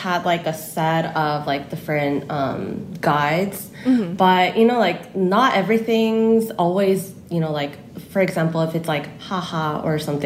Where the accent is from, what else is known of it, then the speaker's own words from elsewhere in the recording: California, United States; accent: Cali style of English; moved away as an adult; now in South Korea; my family immigrated to California when I was like 10. So growing up in Cali, I kind of like have Cali style of English